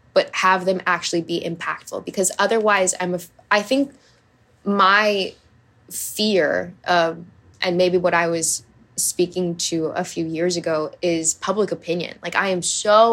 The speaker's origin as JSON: {"language": "English", "region": "Hawaii", "country": "United States", "tie": "born or raised there", "said": "I grew up in Hawaii. I did all the water sports"}